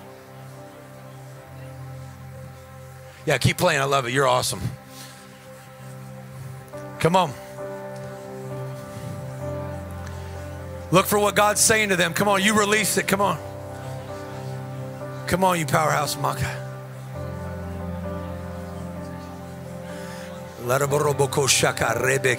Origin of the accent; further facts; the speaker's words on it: Whittier, California, United States; I grew up around Whittier